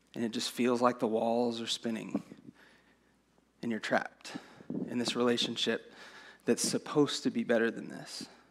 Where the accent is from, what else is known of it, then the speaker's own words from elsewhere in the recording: San Angelo, Texas, United States; I grew up in San Angelo.